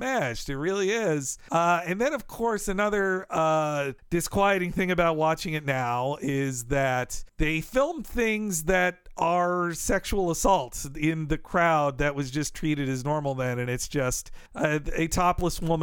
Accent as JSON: {"language": "English", "town": "Jacksonville", "region": "Florida", "country": "United States", "tie": "born or raised there", "said": "I was growing up"}